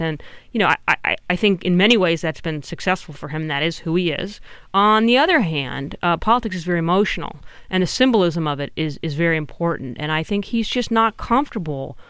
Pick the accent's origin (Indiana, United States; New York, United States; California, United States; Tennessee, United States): California, United States; I'm also from California.